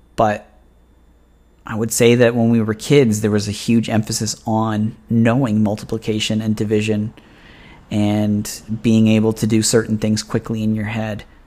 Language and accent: English; Oshawa, Ontario, Canada; I'm from Oshawa